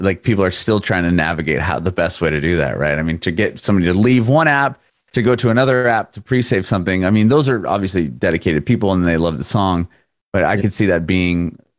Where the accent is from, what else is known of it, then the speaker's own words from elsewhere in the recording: San Diego, California, United States; now in Nashville, United States; right now, I'm in Nashville. I'm originally from San Diego, but I'm in Nashville now